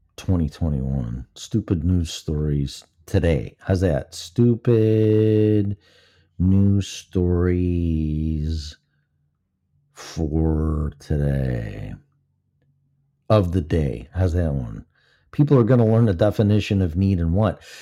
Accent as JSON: {"language": "English", "region": "Illinois", "country": "United States", "tie": "born or raised there", "also_born_or_lived": "Colorado", "moved": "yes", "said": "This is my home state"}